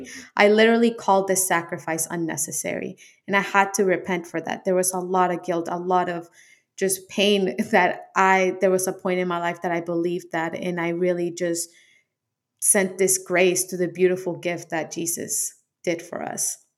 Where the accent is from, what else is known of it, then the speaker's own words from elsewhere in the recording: Colombia; I'm from Colombia, so it's a heavily influenced Catholic country. Uh, Catholic school